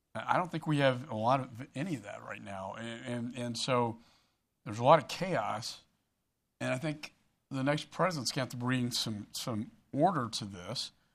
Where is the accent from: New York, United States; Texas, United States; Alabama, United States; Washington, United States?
Texas, United States; Austin; in my hometown of Austin, we have so many startup cyber companies